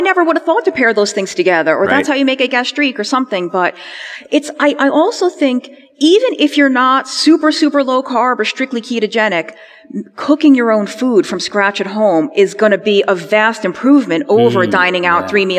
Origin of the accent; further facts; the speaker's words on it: New York City, New York, United States; I was born and raised in New York City